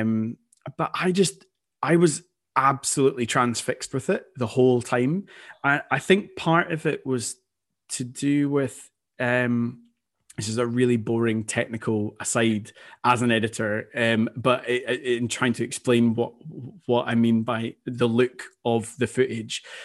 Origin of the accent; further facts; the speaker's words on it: Scotland, United Kingdom; being Scottish, Scotland is my national team